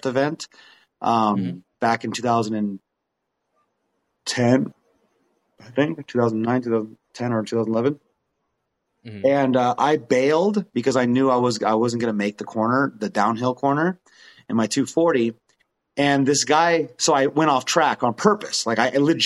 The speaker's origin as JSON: {"language": "English", "country": "New Zealand", "tie": "born or raised there", "moved": "yes", "said": "when I grew up in New Zealand."}